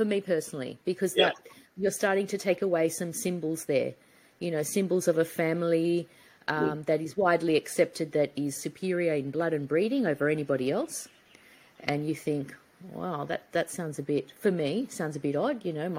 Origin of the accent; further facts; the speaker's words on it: Australia; I view life in this certain way, which is just because of my construct or the fact that I come from Australia.